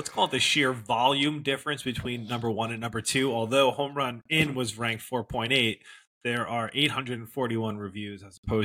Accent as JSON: {"language": "English", "area": "Westchester", "region": "New York", "country": "United States", "said": "I'm from Westchester"}